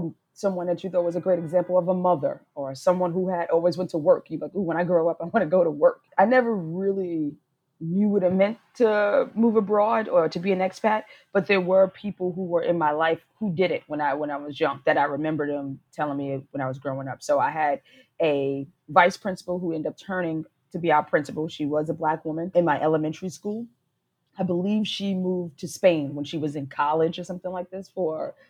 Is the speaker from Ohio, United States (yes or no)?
no; New York City, New York, United States; moved away as an adult; also born or lived in Rome, Italy; now in Lisbon, Portugal; I am from New York City, and I am an expat in Lisbon, Portugal